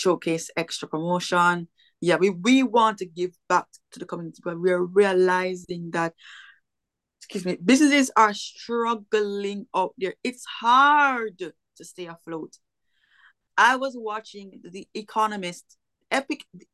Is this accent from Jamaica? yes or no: yes; Kingston, Jamaica; now in Florida, United States; I'm from Kingston, Jamaica.